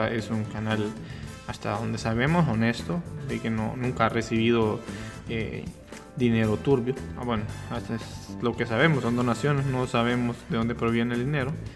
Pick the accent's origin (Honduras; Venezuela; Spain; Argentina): Honduras; como hondureño